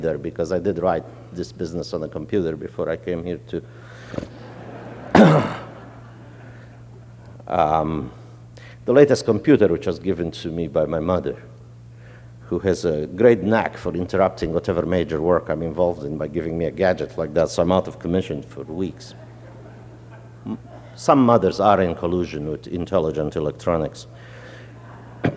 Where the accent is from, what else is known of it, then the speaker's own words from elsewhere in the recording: Romania; moved away; also born or lived in New Orleans, United States; I grew up in Romania